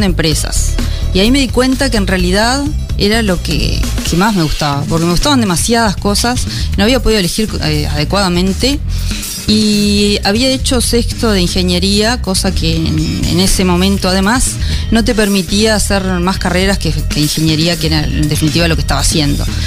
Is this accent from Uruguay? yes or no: yes; Rosario, Colonia, Uruguay; moved away as an adult; also born or lived in Montevideo; yo soy de Rosario, eh, estuve muchos años en Montevideo porque me fui a, estudiar.